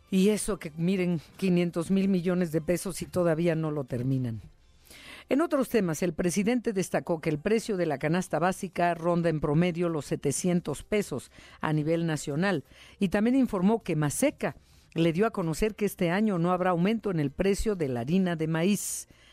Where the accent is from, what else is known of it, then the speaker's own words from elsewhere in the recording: Mexico; como mexicanos